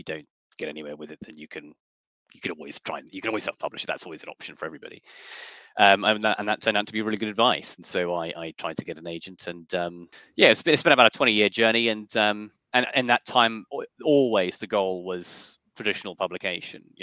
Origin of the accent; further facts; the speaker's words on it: Yorkshire and the Humber, United Kingdom; I was born in North Yorkshire in 1989.